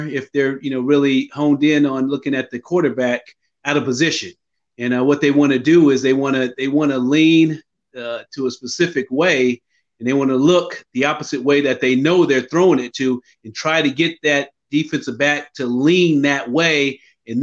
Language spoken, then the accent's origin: English; Sacramento, California, United States; I grew up in Sacramento, California